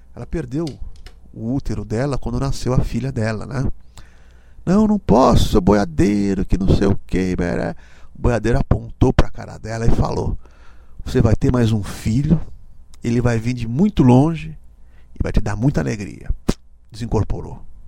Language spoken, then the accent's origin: Portuguese; Brazil; Fui criado por negros na Bela Vista